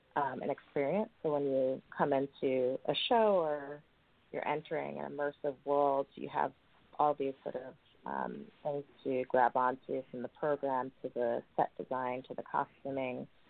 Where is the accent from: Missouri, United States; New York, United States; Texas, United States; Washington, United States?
New York, United States; New York City; I grew up in New York City